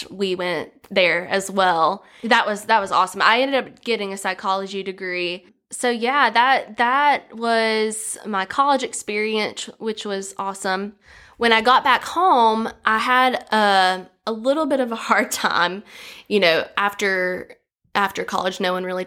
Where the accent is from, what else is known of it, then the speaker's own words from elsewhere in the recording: Galax, Virginia, United States; I'm from Galax, Virginia, and I was born and raised there